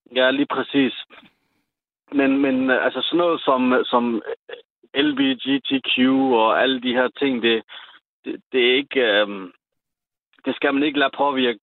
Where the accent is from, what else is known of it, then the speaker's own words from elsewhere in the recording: Sønderborg, Southern Denmark, Denmark; i Sønderborg, hvor jeg er fra